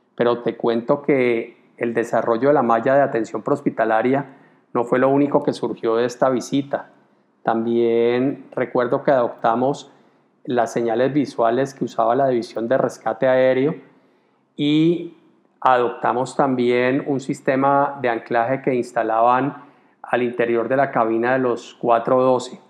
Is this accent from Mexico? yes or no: no; Colombia; en mi país